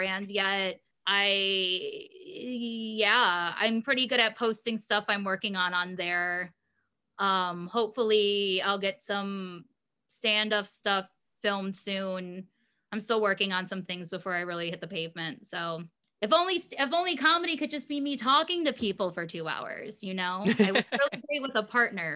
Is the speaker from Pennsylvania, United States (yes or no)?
no; Michigan, United States; moved away as an adult; now in New York, United States; Michigan public school system.